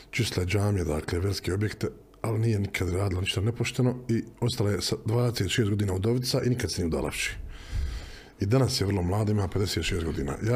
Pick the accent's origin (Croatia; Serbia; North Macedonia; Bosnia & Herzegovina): Bosnia & Herzegovina; Sarajevo, Federation of Bosnia and Herzegovina; also born or lived in Sweden; Ja sam rastao na Dobrin